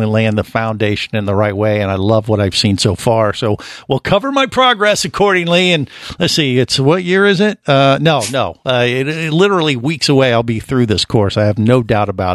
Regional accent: Cincinnati, Ohio, United States; moved away; I grew up in Cincinnati

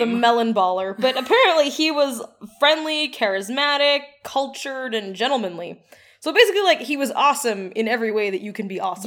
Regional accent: Edmonton, Alberta, Canada; As a child growing up in Edmonton

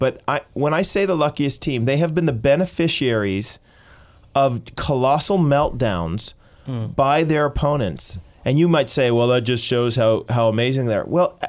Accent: Boston, Massachusetts, United States; born there; I am from Boston. That's where I was born. Boston.

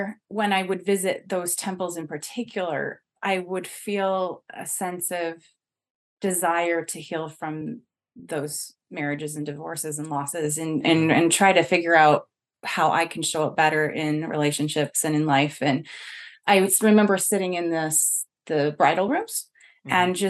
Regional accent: Utah, United States; we're from Utah

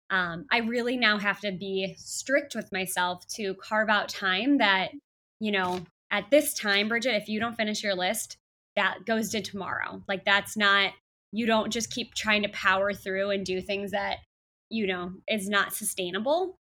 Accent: Chicago, Illinois, United States; moved away as an adult; now in San Diego, United States; back to Chicago, um, you know, where I'm from, my hometown

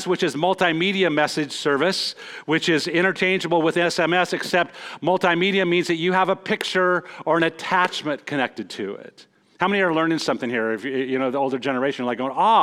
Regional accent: Montana, United States; moved away; I'm from Montana.

